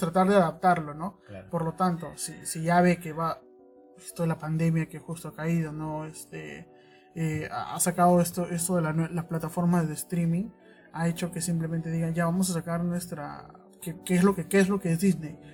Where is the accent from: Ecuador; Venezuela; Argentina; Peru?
Peru; Callao; Jules y yo somos del Callao, y como chalacos